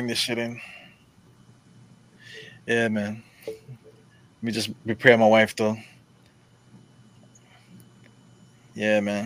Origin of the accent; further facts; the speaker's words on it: New York City, New York, United States; I'm from Brooklyn